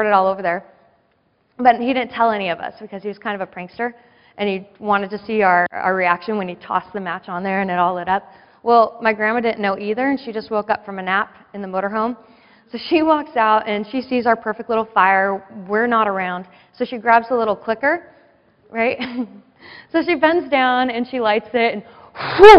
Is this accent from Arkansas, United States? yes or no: no; San Diego, California, United States; I grew up in San Diego.